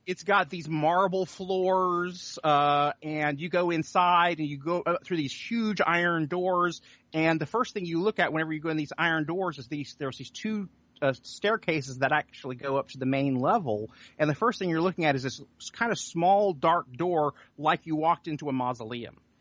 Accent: Sand Springs, Oklahoma, United States; the town that I grew up in, which is Sand Springs, which is just outside of Tulsa

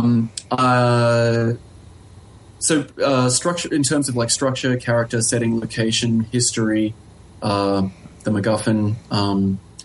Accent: Australia; moved away; also born or lived in Helsinki; I'm from Australia

